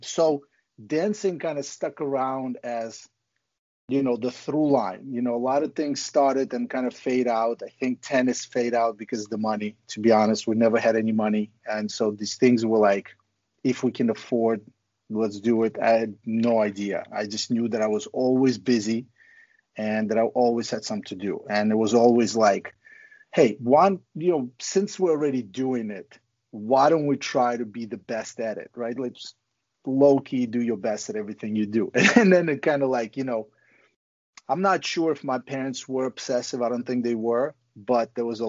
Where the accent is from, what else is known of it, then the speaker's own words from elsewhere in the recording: Ukraine; now in United States; growing up in Ukraine was pretty crazy.